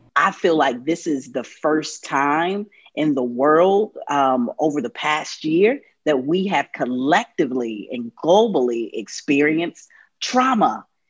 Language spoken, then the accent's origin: English; North Carolina, United States; born or raised there